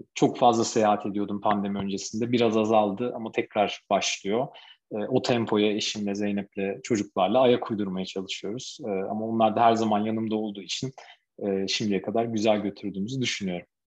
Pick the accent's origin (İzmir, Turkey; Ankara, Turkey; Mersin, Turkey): Ankara, Turkey; Ankara'da okudum tüm hayatım boyunca.